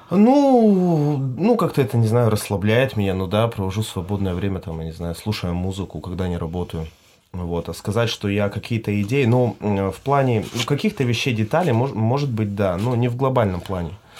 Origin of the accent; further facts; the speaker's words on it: Irkutsk, Irkutsk Oblast, Russia; moved away as an adult; now in Croatia; мой родной край это Иркутск, Байкал, но опять же, ну сейчас, спустя 7 лет, ну, как бы Хорватия мой второй дом